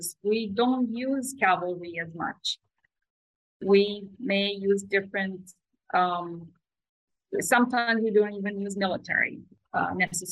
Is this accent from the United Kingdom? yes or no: no; Romania; moved away; I grew up in Romania, and Romania is not a very rich country, yet we start learning a foreign language in kindergarten